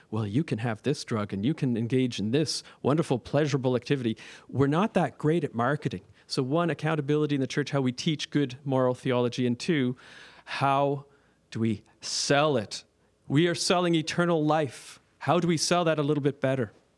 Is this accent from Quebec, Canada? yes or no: no; Nova Scotia, Canada; also born or lived in Toronto; I'm from, uh, Nova Scotia, and I'm a priest of Toronto.